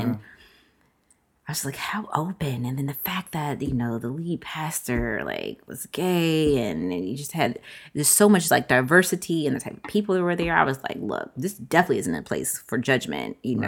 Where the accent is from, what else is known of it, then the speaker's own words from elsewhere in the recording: Virginia, United States; I'm from Virginia